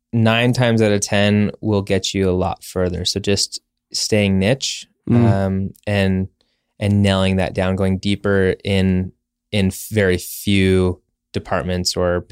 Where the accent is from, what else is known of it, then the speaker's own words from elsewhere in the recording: Arizona, United States; Mackenzie Bauer, she's from Utah. I'm originally from Arizona.